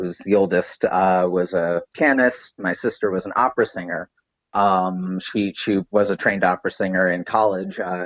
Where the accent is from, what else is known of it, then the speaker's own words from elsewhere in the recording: New York City, New York, United States; also born or lived in Allentown, Pennsylvania; I'm a New York local. I grew up in the Upper West Side.